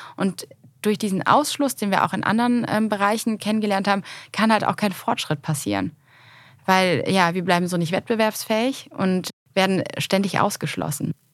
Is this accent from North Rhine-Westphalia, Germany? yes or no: yes; Cologne, North Rhine-Westphalia, Germany; in meiner Heimatstadt